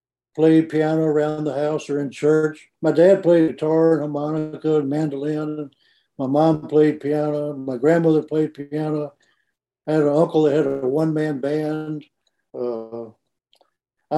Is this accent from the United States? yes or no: yes; Memphis, Tennessee, United States; also born or lived in Mississippi; I grew up in Memphis